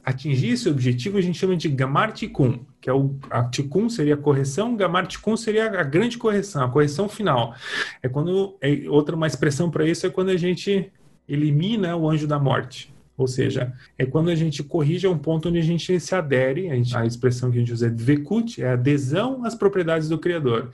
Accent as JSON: {"language": "Portuguese", "country": "Brazil", "tie": "born or raised there", "said": "eu nasci no Brasil no, nos anos 80"}